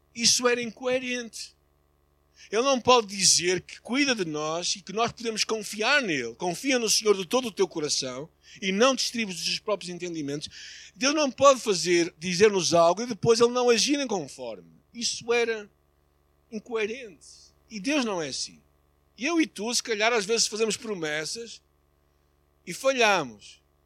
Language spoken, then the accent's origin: Portuguese; Portugal; como português